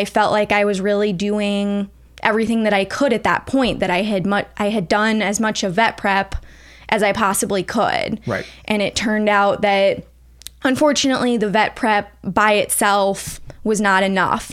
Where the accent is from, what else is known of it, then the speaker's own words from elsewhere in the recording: St. Louis, Missouri, United States; I am from the St. Louis area originally